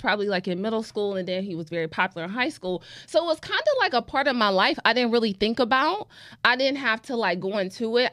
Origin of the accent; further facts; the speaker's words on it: Cleveland, Ohio, United States; a lot of people growing up in Cleveland, like, they knew me